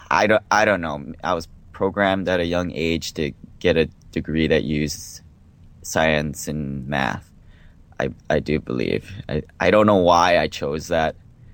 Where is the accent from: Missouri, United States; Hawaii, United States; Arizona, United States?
Hawaii, United States; moved away as an adult; also born or lived in Seattle; Yeah, so I grew up in Hawaii, moved to Seattle for college, went to the University of Washington